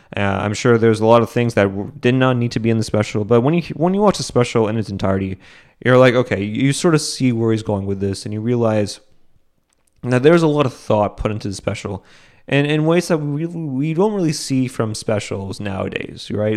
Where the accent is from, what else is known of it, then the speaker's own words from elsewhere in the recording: Boston, Massachusetts, United States; I'm from Boston